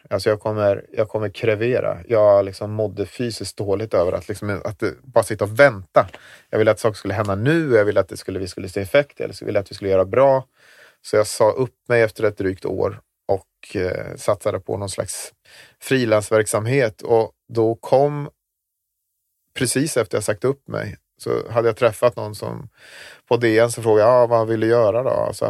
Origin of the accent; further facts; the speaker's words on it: Gotland, Sweden; Att när kommer de på mig att jag är en bloggare från Gotland?